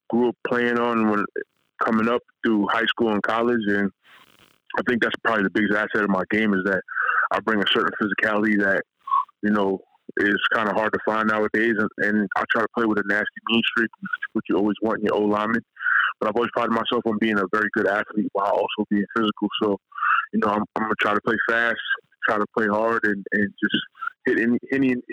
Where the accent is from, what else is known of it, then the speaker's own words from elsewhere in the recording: Peekskill, New York, United States; I'm a New York kid. I grew up in New York.